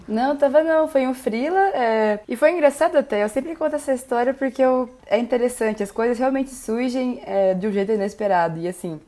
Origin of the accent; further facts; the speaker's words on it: Marília, São Paulo, Brazil; moved away as an adult; also born or lived in Curitiba, Brazil; now in Brasília, Brazil; eu saí de Marília e fui para Curitiba